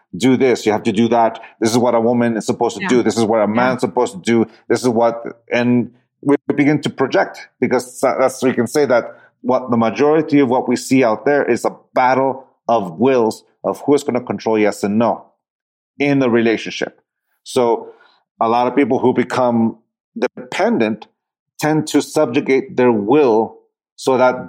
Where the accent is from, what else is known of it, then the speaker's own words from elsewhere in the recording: San Diego, California, United States; also born or lived in Tijuana, Mexico; I grew up in the city, I grew up in San Diego and Tijuana